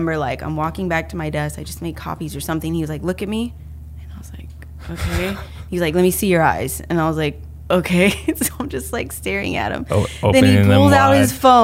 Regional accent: Sacramento, California, United States; moved away as an adult; also born or lived in San Diego, California / Los Angeles, California; I'm from Sacramento

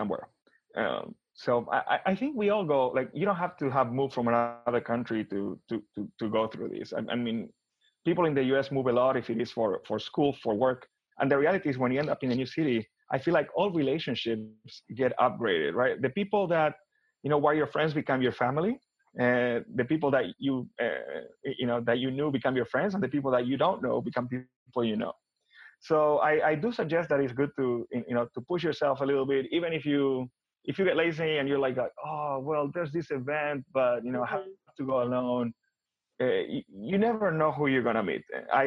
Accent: Buenos Aires, Argentina; moved away as an adult; also born or lived in Miami, Florida; now in United States; I'm originally from Buenos Aires, Argentina. I was born and raised there.

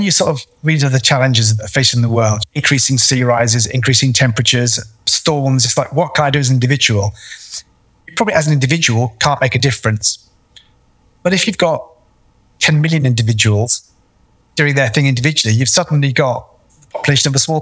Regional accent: United Kingdom; moved away as an adult; now in AlUla, Saudi Arabia; I'm British.

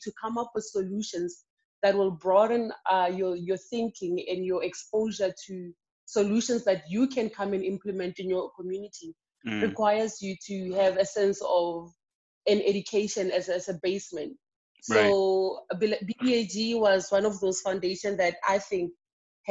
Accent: Bela-Bela, Limpopo, South Africa; Born and raised in Bela Bela.

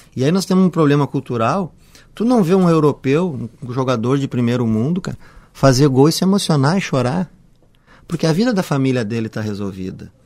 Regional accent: Porto Alegre, Rio Grande do Sul, Brazil; eu sou gaúcho, cresci ali no Bonfim

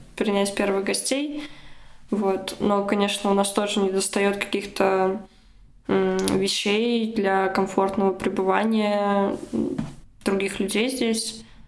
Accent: Russia; moved away as an adult; now in Germany; я была единственной из России

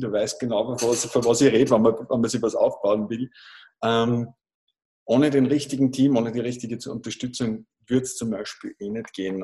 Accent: Großraming, Upper Austria, Austria; ich komme aus Großraming in Oberösterreich.

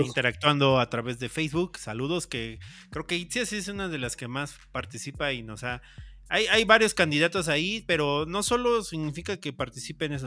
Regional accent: Mexico; como mexicanos

